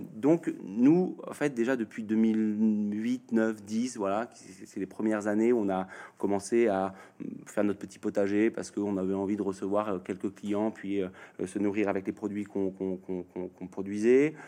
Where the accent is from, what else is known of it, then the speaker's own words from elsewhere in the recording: Normandy, France; je suis normand.